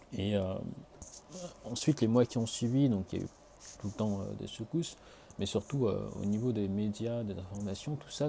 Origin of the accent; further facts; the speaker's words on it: France; now in Tokyo, Japan; en tant que Français, ayant vécu jusque-là